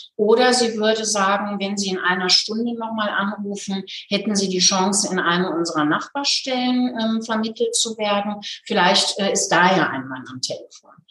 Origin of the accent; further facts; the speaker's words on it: Hagen, North Rhine-Westphalia, Germany; now in Nuremberg, Germany; die Hagener Stelle, aus, also in meiner Heimatstadt.